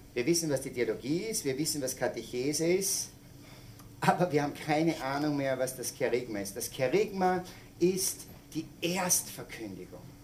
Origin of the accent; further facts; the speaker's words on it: Salzburg, Austria; ich komme aus Salzburg, aus den Bergen